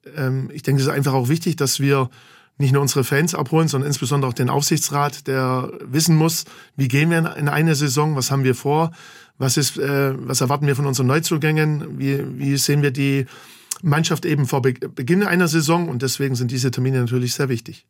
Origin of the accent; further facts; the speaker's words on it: Gingen an der Brenz, Baden-Württemberg, Germany; also born or lived in Heidenheim; now in Bachhagel, Germany; Nicht direkt in Heidenheim, sondern in Gingen an der Brenz, unweit von Heidenheim. Da bin ich groß geworden, da bin ich zur Schule gegangen.